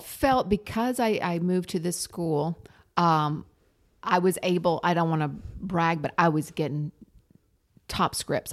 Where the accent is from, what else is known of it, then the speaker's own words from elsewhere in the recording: the South, Tennessee, United States; now in Los Angeles, United States; the background music in the room of me growing up in the South was having a gay parent